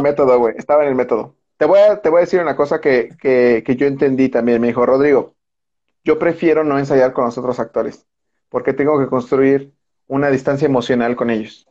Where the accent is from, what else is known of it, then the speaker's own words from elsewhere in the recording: Mexico; somos mexicanos